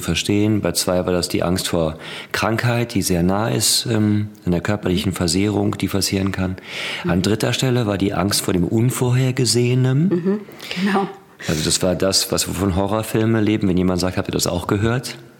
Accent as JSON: {"language": "German", "area": "Ruhr area", "region": "North Rhine-Westphalia", "country": "Germany", "said": "ich komme aus dem Ruhrgebiet"}